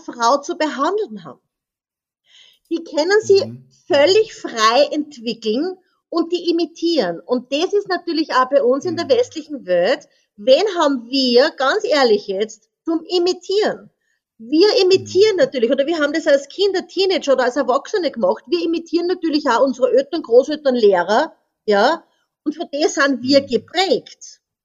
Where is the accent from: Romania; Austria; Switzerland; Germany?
Austria; moved away as an adult; now in French Polynesia; ich bin ja in Österreich aufgewachsen